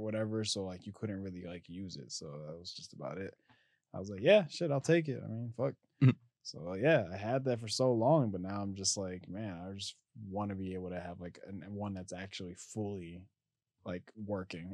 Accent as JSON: {"language": "English", "town": "Philadelphia", "region": "Pennsylvania", "country": "United States", "said": "sometimes I hate being like from this city. Like I hate telling people where I'm from"}